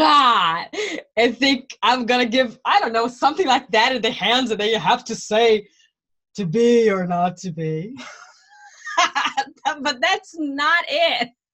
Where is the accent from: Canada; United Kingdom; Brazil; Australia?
Brazil; English is a second language; now in Germany; I live in Germany. I came from Brazil to Germany many years ago.